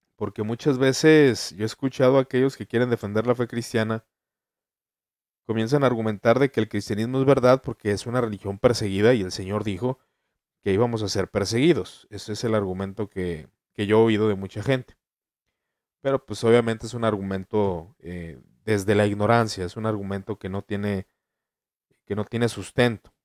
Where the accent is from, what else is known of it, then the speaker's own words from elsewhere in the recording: Mexico; En mi país México